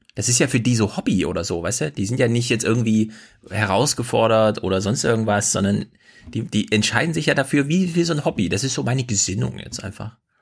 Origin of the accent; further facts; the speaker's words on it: East Germany, Germany; ich komme aus dem Osten